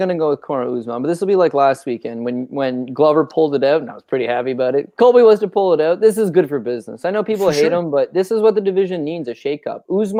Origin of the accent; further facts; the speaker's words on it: Canada; We're Canadian. We love ourselves from George St. Pierre.